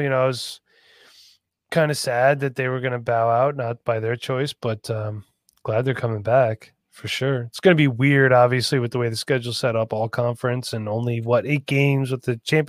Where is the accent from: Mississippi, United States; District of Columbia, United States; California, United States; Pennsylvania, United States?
Pennsylvania, United States; Northampton; I'm from Northampton.